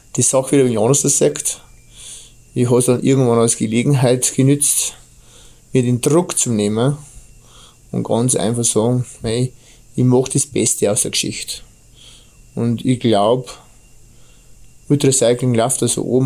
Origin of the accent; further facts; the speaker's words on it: Bavaria, Germany; accent: Bavarian; mein bayerischer Dialekt